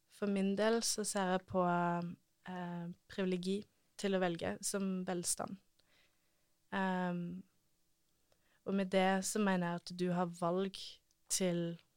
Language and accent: Norwegian; Norway; ingen andre nordmenn som jobber for den organisasjonen. Det er kun meg